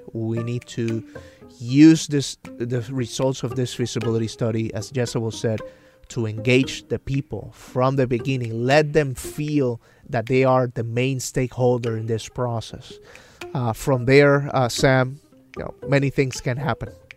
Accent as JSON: {"language": "English", "town": "San Sebastián", "country": "Puerto Rico", "tie": "born or raised there", "moved": "yes", "said": "my family in my hometown of San Sebastian"}